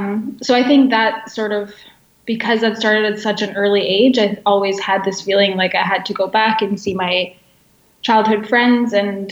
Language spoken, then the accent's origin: English; Canada; born or raised there; moved away as an adult; also born or lived in Bosnia / England / Croatia; now in Berlin, Germany